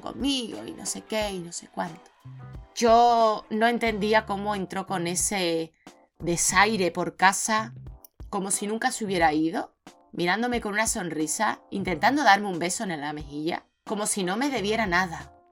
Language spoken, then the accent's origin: Spanish; Seville, Andalusia, Spain; soy más sevillana que la Giralda, que yo no he crecido en Senegal ni nada